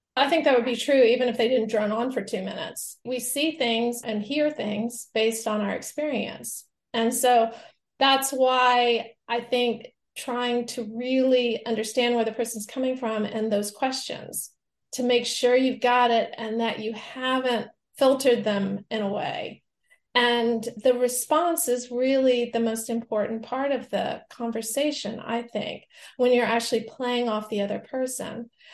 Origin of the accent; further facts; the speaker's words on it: the American South, United States; I'm from the American South